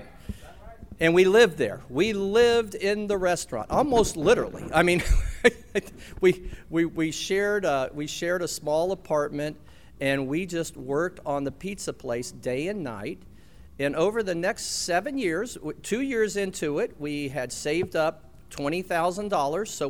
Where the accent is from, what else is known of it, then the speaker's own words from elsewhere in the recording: Florida, United States; also born or lived in Athens, Tennessee; growing up in Florida